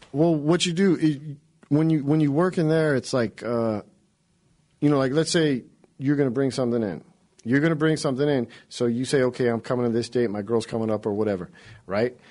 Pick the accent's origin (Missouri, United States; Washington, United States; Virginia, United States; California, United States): California, United States; moved away; I grew up in California